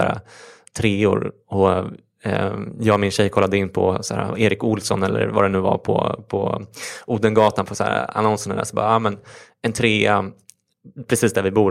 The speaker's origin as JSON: {"language": "Swedish", "town": "Stockholm", "region": "Stockholm County", "country": "Sweden", "tie": "born or raised there", "said": "är uppväxt i Stockholm"}